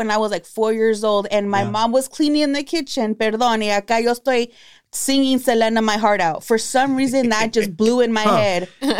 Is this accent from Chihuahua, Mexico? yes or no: no; Abasolo, Guanajuato, Mexico; This reminds me of Abasolo, Guanajuato. That's my hometown.